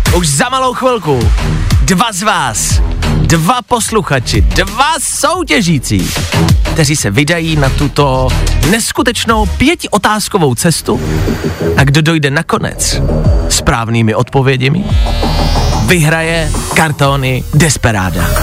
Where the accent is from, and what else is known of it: Czechia